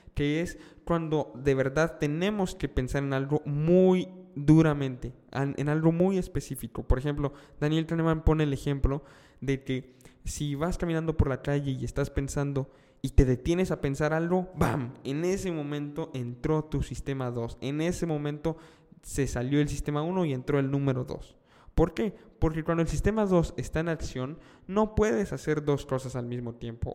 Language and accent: Spanish; Mexico; estoy viviendo en México, soy mexicano